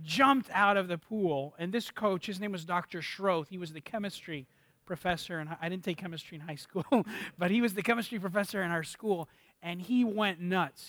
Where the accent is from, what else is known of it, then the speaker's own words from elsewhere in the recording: Miami, Florida, United States; moved away as an adult; also born or lived in Dallas; I'm from Miami, Florida, and my wife is from Miami, Florida as well, both born and raised